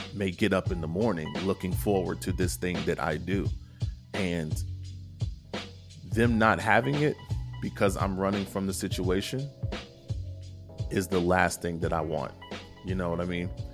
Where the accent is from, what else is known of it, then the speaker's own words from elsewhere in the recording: Kentucky, United States; my home state of Kentucky